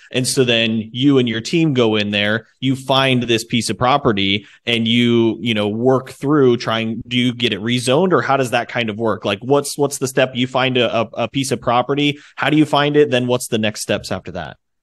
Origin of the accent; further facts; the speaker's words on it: Indiana, United States; I'm from the Midwest, Indiana, and so it's nothing but farm ground out there. And so, um, but I'm in Fort Wayne, Indiana area.